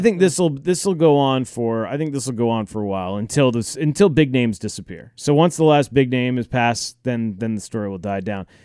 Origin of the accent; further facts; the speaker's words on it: United States; I'm an American